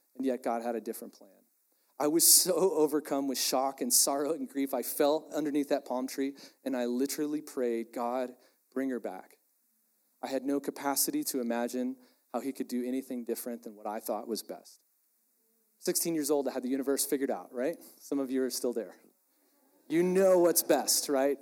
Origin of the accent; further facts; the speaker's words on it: Texas, United States; I'm from Texas, really proud of it